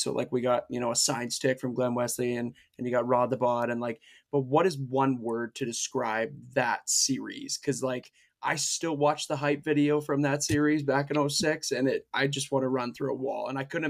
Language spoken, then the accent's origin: English; Leduc, Alberta, Canada; I grew up in Leduc.